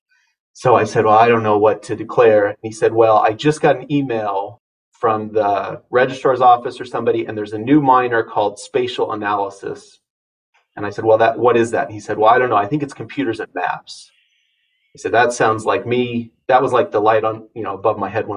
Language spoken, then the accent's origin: English; Harvard, Nebraska, United States; I grew up in Harvard, Nebraska, which is a small town, not quite 1,000 people.